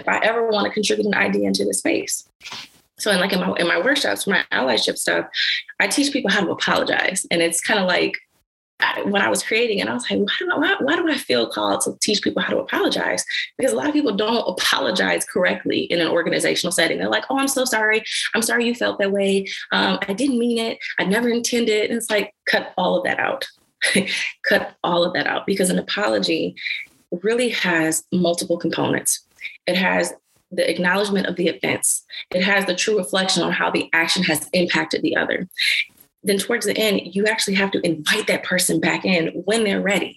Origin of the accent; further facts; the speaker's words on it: Detroit, Michigan, United States; I'm from Detroit, Michigan, and I'm from Schoolcraft